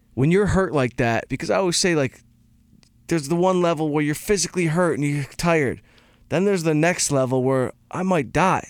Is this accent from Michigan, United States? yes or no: yes; Detroit, Michigan, United States; I'm from Detroit